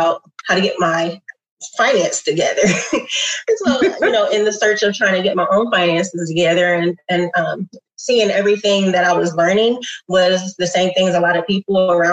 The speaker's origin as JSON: {"language": "English", "town": "Columbus", "region": "Ohio", "country": "United States", "tie": "born or raised there", "said": "born and raised in Columbus, went to OSU"}